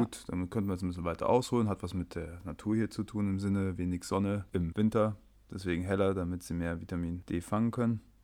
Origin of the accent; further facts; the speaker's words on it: Germany; moved away as an adult; now in Sweden; wir als Deutsche keinen tatsächlichen Akzent im Schwedisch haben